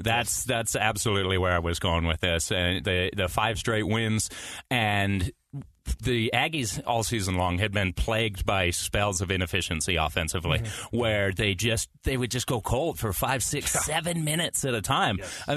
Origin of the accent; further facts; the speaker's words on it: Cache Valley, Utah, United States; I grew up in Cache Valley, so spent my whole life going to the Spectrum.